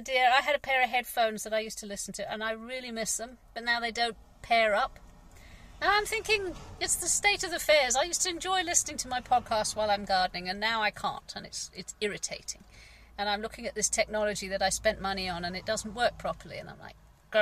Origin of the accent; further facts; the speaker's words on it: England, United Kingdom; I'm English. I'm British.